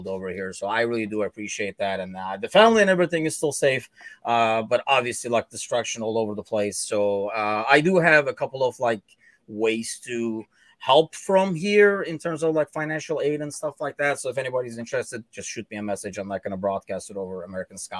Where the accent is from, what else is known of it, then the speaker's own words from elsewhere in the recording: Turkey; moved away; I am originally from Turkey